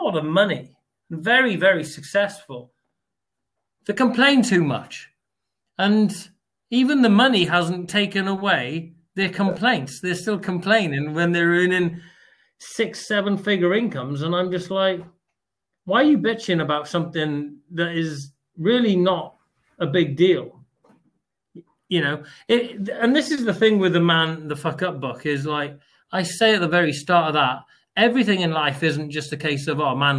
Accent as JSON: {"language": "English", "country": "United Kingdom", "said": "even us as British people, what we've been born into is absolutely unbelievable."}